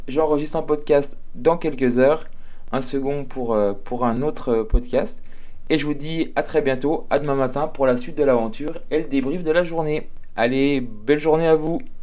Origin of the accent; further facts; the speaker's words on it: Jura, Bourgogne-Franche-Comté, France; je suis jurassien